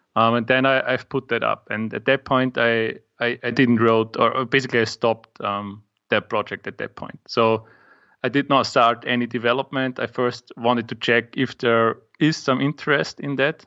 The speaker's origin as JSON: {"language": "English", "country": "Austria", "second_language": "English", "said": "I'm from Austria"}